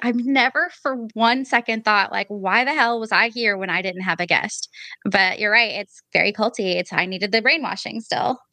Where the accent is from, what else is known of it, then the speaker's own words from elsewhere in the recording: Portland, Oregon, United States; So I'm from Portland, Oregon.